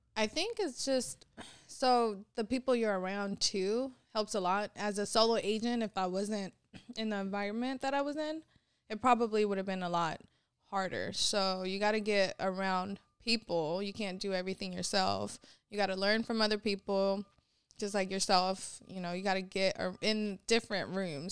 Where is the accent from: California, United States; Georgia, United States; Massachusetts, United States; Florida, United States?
California, United States; San Francisco; also born or lived in Sacramento, California / Vallejo, California; I grew up in San Francisco